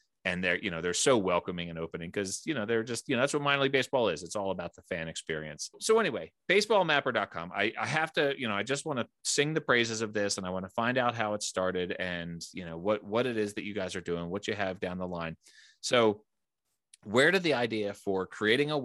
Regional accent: East Coast, United States; now in Fort Collins, United States; I'm originally from the East Coast

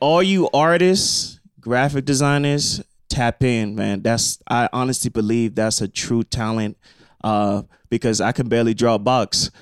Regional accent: Nigeria; I'm also Nigerian

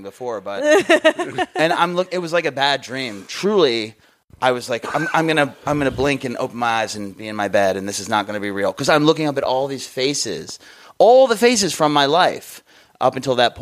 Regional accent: Maryland, United States; moved away as an adult; now in Chicago, United States; I'm from Maryland, where my family is

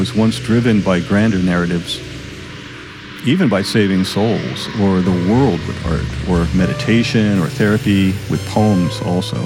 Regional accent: Colorado, United States; I'm from Colorado

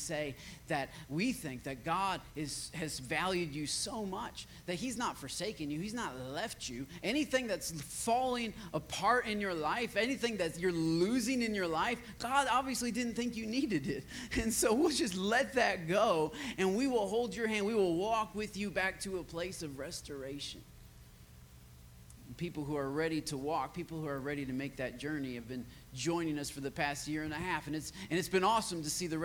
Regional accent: Michigan, United States; also born or lived in West Virginia; now in Austin, United States; I had about 20 people back in my hometown of Michigan that wanted me to plant a church

